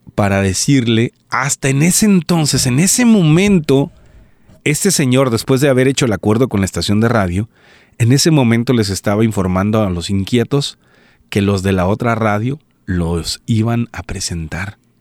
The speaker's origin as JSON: {"language": "Spanish", "region": "Colima", "country": "Mexico", "tie": "born or raised there", "also_born_or_lived": "Quesería, Colima", "said": "soy originario de Colima, es mexicano, originario de Colima, México"}